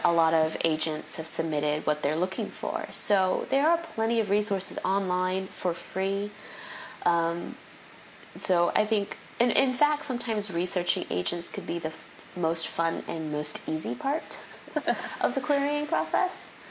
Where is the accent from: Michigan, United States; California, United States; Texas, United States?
California, United States; moved away as an adult; also born or lived in New York City / the South; being a Californian